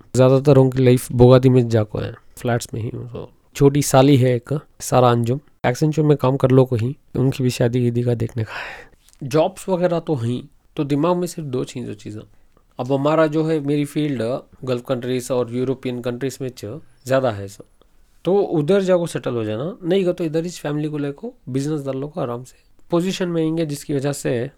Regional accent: Mysore, Karnataka, India; moved away as an adult; now in Bangalore, India; basically मैं मैसूर से belong करता हूँ सो नौ साल से बेंगलोर में हूँ

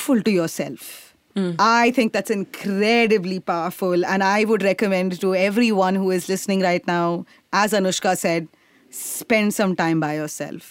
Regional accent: India

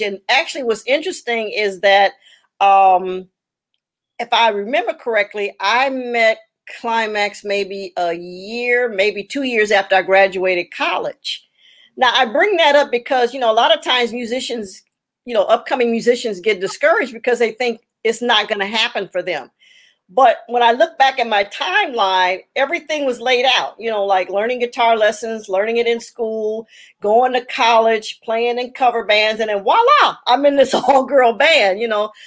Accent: Los Angeles, California, United States; also born or lived in Chicago, Illinois; my parents moved to Los Angeles when I was 10

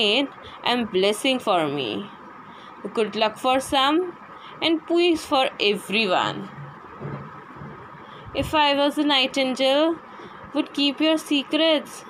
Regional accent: Gujarat, India; I'm basically from Gujarat.

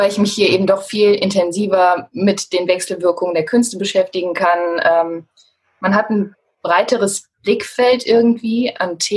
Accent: Cologne, North Rhine-Westphalia, Germany; Ja, ähm, also ich komme aus Köln, also bin auch in Köln geboren.

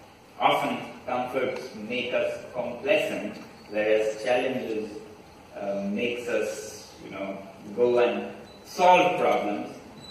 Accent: Ladakh, India; from Ladakh, a remote mountain region in the Indian Himalayas.

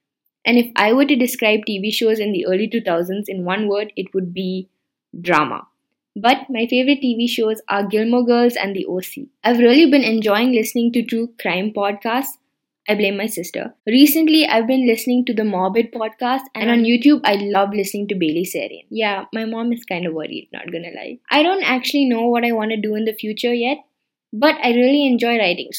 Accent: Bangalore, Karnataka, India; also born or lived in Chennai; I'm 18 years old and I was born in Chennai, but I was brought up in Bangalore.

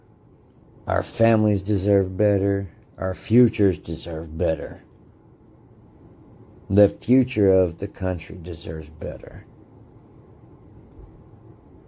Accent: United States

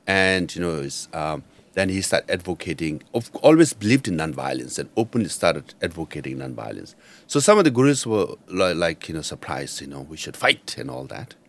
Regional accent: Darjeeling, West Bengal, India; first language Nepali; English is a second language; moved away; I studied in Tibetan refugee school in Darjeeling

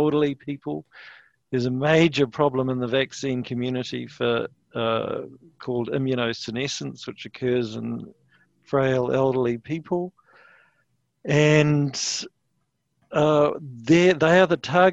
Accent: New Zealand; as a New Zealander

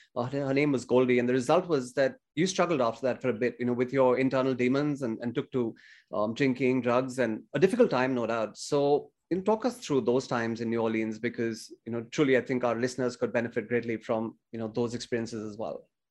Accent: India; growing up in India in the eighties

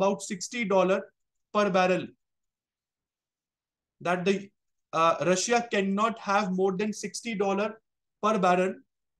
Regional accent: India

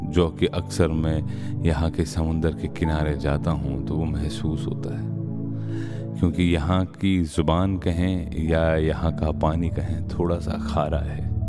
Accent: Varanasi, Uttar Pradesh, India; accent: Banarasi; moved away; हमारी जुबान बनारस की जुबान है

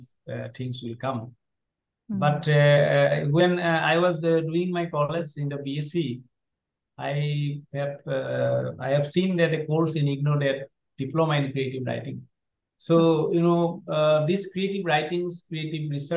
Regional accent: Assam, India; when I was in a primary school in class, class four. At the time, I was in not in English medium. That was in Assamese medium, our state language.

